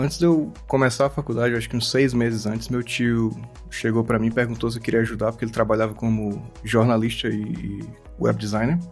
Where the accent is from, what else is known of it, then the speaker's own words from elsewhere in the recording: Fortaleza, Ceará, Brazil; moved away as an adult; also born or lived in Mossoró, Rio Grande do Norte / Ireland; now in Helsinki, Finland; eu sou de Fortaleza, do Ceará. Na verdade, eu nasci em Mossoró, no Rio Grande do Norte, e enquanto eu era criança eu me mudei para Fortaleza.